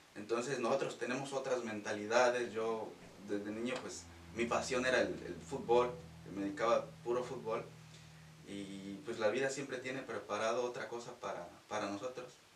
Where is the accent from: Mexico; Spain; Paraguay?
Mexico; Ojo de Agua de Ballesteros, Guanajuato; moved away; soy de Guanajuato. nací en oh. un, bueno, un pueblo que se llama Ojo de Agua de Ballesteros, oh. cercano de Salvatierra.